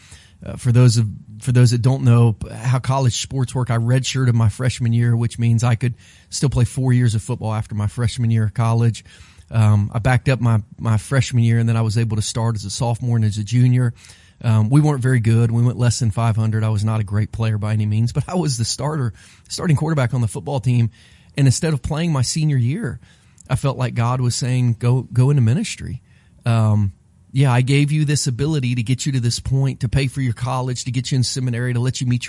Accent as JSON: {"language": "English", "town": "Bainbridge", "region": "Ohio", "country": "United States", "tie": "born or raised there", "said": "when I was a kindergartner in Bainbridge, Ohio, I used to walk back and forth to the little elementary school that I went"}